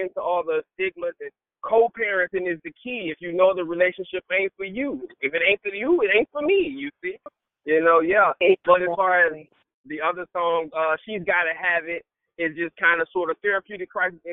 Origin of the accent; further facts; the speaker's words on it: United States; I'm the American-born